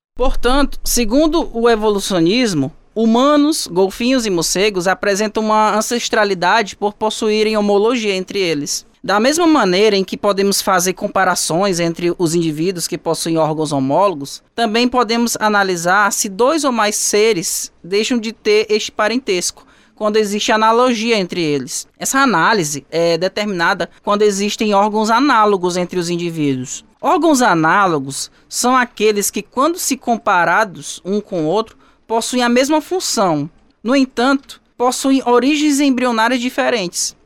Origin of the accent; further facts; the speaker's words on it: Teresina, Piauí, Brazil; da minha terra natal, que lá existe a Floresta Fossa, em Teresina